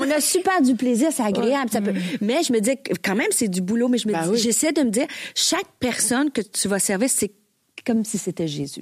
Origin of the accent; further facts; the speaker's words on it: Bas-Saint-Laurent, Quebec, Canada; on vient du Bas-Saint-Laurent